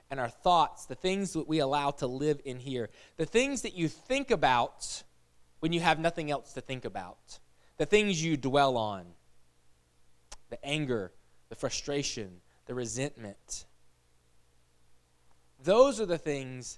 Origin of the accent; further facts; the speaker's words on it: United States; I'm American